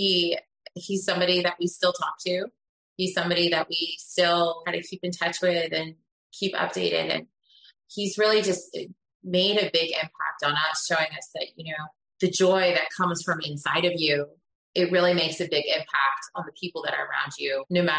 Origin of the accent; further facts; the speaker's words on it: Philadelphia, Pennsylvania, United States; yeah, we're both from Pennsylvania. {S1} Okay. {S3} So I came from the Philadelphia side and he came from the Pittsburgh side.